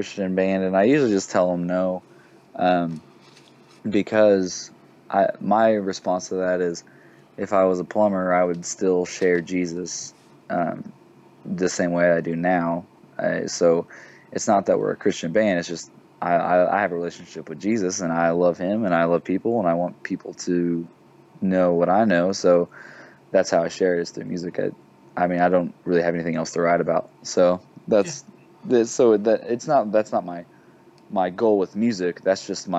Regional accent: Chautauqua, Kansas, United States; moved away as an adult; also born or lived in Oklahoma; now in Fort Smith, United States; I'm from Chautauqua, Kansas, and it's like literally 20 minutes from all three of those states

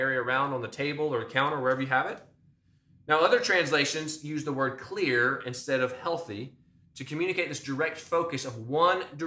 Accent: United States; as American Christians

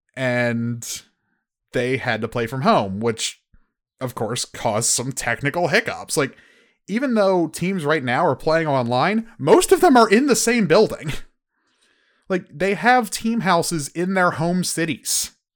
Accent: United States; I'm I'm American

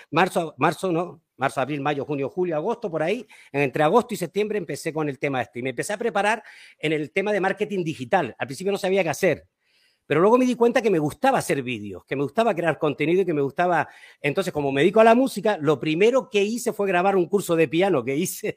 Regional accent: Canary Islands, Spain; yo soy de las Islas Canarias, en España

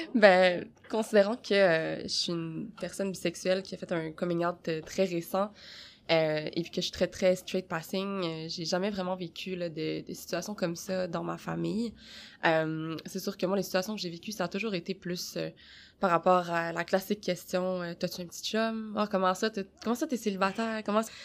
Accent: Quebec, Canada; je suis née au Québec

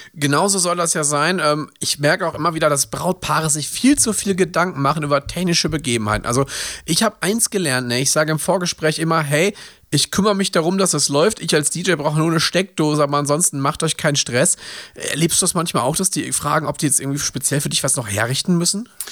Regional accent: Ruhr area, North Rhine-Westphalia, Germany; Ich komme aus dem Ruhrgebiet

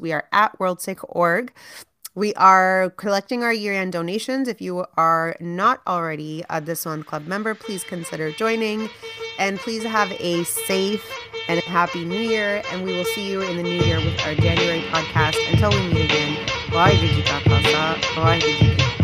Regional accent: Canada; we're still more Indian than we are Canadian

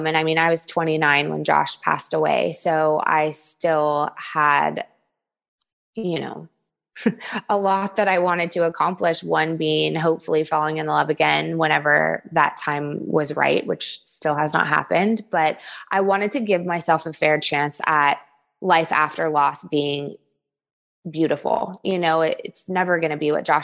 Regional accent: Southern California, United States; also born or lived in the South (US); now in US South; I come from Southern California

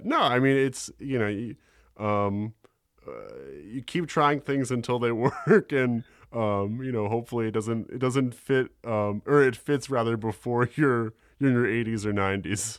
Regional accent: New York, United States; I'm from New York, born and raised

